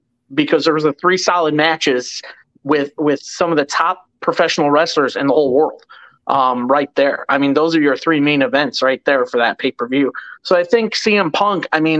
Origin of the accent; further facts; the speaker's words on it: Chicago, Illinois, United States; moved away; I'm originally from Chicago